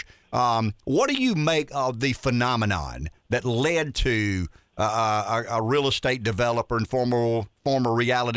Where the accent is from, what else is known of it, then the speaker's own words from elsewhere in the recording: Pamplico, South Carolina, United States; I grew up in Pamplico